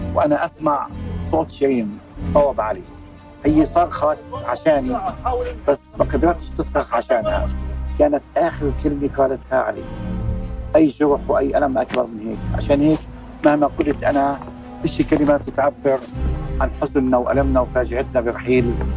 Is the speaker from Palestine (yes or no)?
yes; Palestine